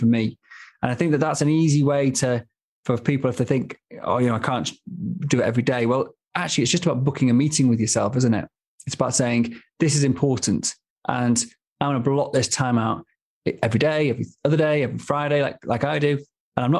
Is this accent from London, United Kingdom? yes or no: no; Manchester, North West England, United Kingdom; now in Stockholm, Sweden; Living, growing up in Manchester, I mean, I was miles from the sea, miles from the mountains